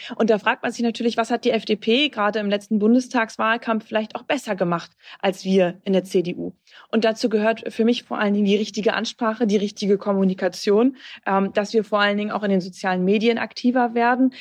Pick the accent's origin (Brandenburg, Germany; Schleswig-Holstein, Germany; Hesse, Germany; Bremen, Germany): Bremen, Germany; auf meine Heimat zu kommen, in Bremen